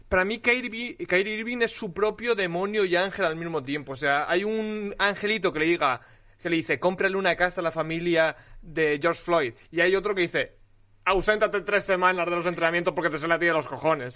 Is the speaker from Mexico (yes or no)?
no; Alicante, Valencian Community, Spain; yo soy de Alicante